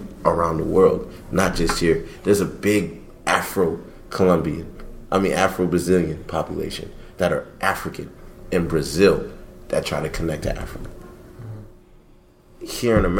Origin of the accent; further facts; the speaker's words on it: Haiti; moved away; also born or lived in Miami; I grew up in my culture. I grew up in Haiti. I live in Miami. Lived in Miami. We're all Haitian